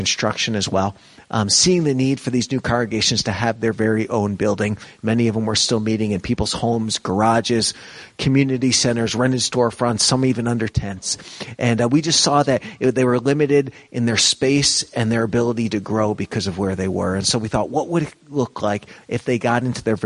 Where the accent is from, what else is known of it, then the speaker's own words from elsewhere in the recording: New York, United States; moved away as an adult; growing up in New York